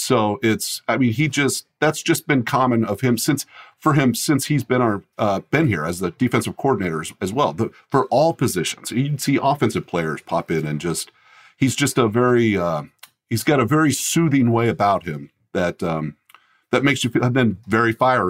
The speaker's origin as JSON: {"language": "English", "region": "Colorado", "country": "United States", "tie": "born or raised there", "said": "And when I was young, we moved to Colorado. So I grew up in Colorado, but that's where my parents both were from, that area."}